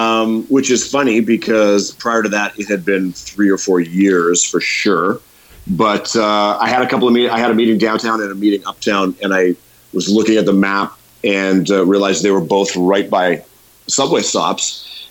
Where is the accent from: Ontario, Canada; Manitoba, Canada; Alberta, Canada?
Manitoba, Canada; Thompson; also born or lived in Winnipeg; I was born up in Thompson, and I went to high school and university in Winnipeg.